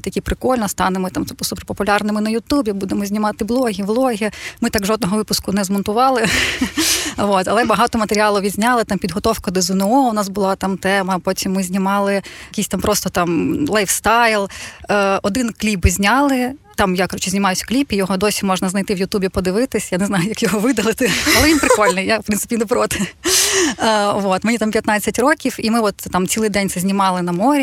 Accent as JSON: {"language": "Ukrainian", "town": "Odesa", "region": "Odesa Oblast", "country": "Ukraine", "tie": "born or raised there", "said": "Я жила в Одесі, я сама з Одеси"}